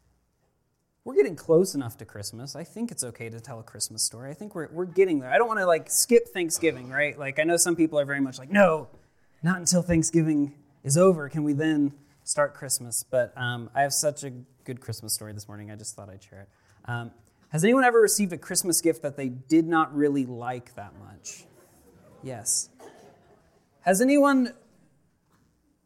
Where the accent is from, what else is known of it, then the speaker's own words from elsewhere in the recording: Nampa, Idaho, United States; I'm from the Nampa area